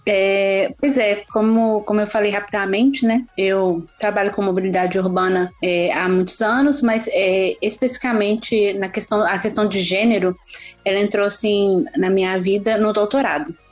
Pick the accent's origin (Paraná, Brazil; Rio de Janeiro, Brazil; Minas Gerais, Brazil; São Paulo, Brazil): Minas Gerais, Brazil; Belo Horizonte; moved away as an adult; now in Canada; Eu sou de Belo Horizonte. É, nascida em Belo Horizonte, comecei a andar de bicicleta em Belo Horizonte